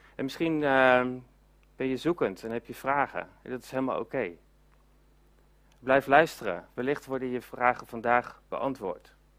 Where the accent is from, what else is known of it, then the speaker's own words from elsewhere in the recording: Netherlands; we zijn als, eh, als Nederlanders